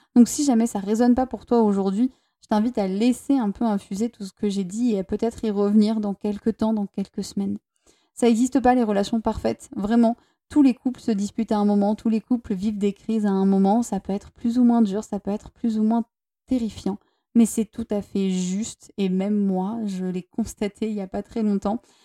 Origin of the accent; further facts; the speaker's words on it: Toulouse, Occitania, France; moved away as an adult; now in Basque Country, France; je viens de Toulouse à la base et que euh, en ce moment avec mon partenaire, on est au Pays Basque